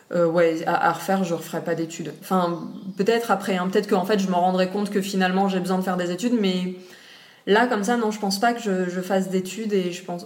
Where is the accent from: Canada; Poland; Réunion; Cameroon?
Réunion; also born or lived in Nice, France; quand j'avais 5 ans, ils ont décidé de faire le voyage et de venir à la base pour 5 ans s'installer et puis en fait ça fait 25 ans qu'on est là donc euh, voilà donc j'ai grandi ici jusqu'à mes 18 ans